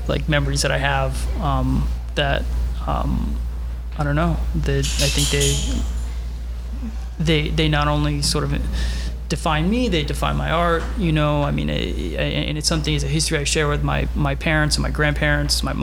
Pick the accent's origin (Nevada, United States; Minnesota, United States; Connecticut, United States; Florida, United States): Florida, United States; Miami Beach; moved away as an adult; now in Brooklyn, United States; I grew up on Miami Beach, and I would think I was around like 17 or 18 when I moved to Brooklyn